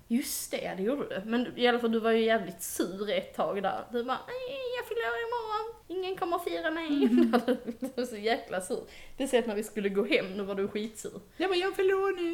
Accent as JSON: {"language": "Swedish", "country": "Denmark", "said": "jag är dansk och inte har varit där"}